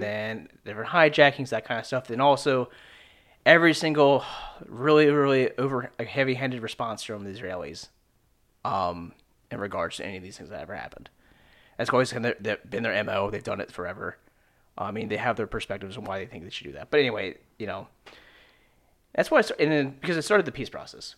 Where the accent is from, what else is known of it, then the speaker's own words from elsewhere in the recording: Southern Maryland, United States; I'm from Maryland, like, Southern Maryland